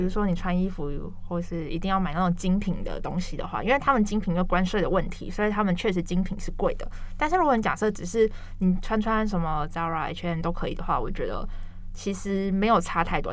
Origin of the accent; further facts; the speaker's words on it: Taiwan; moved away as an adult; 我是台湾人